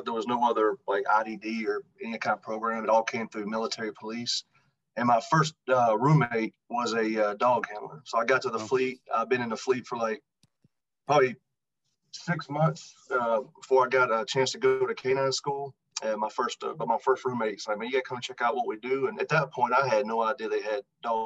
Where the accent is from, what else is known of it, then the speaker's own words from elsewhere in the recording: Tuscaloosa, Alabama, United States; I was born and raised in Tuscaloosa, Alabama